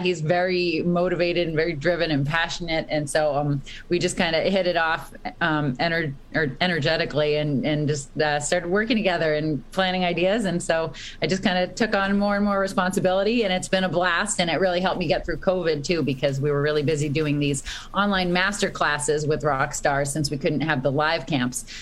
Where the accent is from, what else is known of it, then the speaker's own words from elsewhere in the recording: Boston, Massachusetts, United States; I grew up in Boston